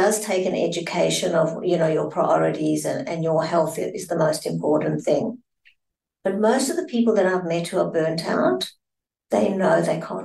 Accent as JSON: {"language": "English", "country": "South Africa", "said": "I'm South African"}